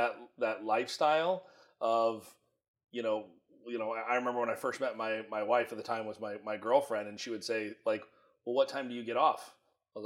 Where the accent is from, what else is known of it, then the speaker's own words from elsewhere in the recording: Iowa, United States; moved away as an adult; now in Phoenix, United States; I'm originally from Iowa, born and raised. My entire life was there until I moved here to Arizona